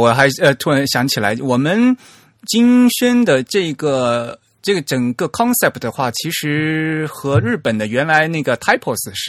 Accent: China; 相对来讲就没有我们我们中国人看起来那字更有精神

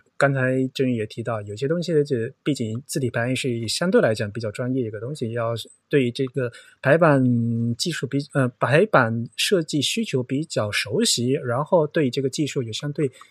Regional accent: Yong'an, Fujian, China; moved away; 我是永安人，嗯，所以你说福州话，我说永安话，我们是互相听不懂的

